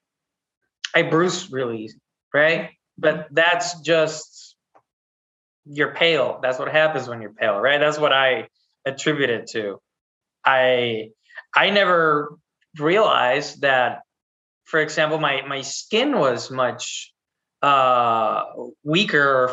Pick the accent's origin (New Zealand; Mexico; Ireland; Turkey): Mexico; Chihuahua; moved away; also born or lived in Texas; I grew up in Mexico. I was born in Texas and then grew up in Chihuahua City.